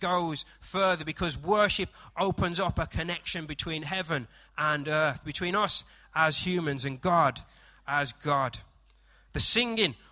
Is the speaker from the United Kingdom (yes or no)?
yes; United Kingdom; I am British